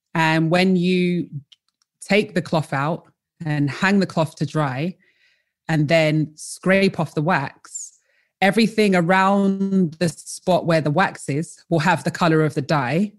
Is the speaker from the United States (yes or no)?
no; London, United Kingdom; also born or lived in Colchester / North East England; originally I am from London, uh, I was born in Colchester and raised in London.